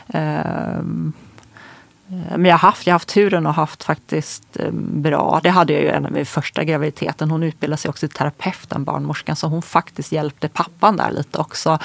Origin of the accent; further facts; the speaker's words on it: Småland, Sweden; moved away as an adult; now in Stockholm, Sweden; där jag kommer ifrån, när jag är från Småland